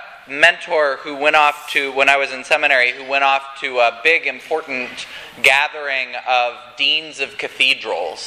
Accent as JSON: {"language": "English", "region": "Colorado", "country": "United States", "tie": "born or raised there", "said": "I grew up in Colorado, and right near my house, I-70 juts up into the mountains"}